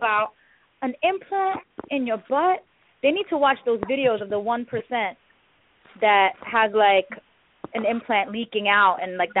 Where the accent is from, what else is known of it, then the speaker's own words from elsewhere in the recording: India; I'm Indian, and many Indians are known for, you know, not having big booties.